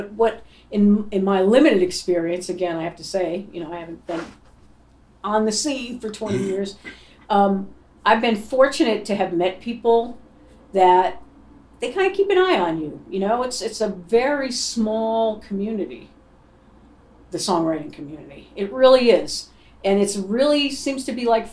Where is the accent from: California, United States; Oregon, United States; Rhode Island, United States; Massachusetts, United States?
Rhode Island, United States; moved away as an adult; also born or lived in Boston; I grew up in Rhode Island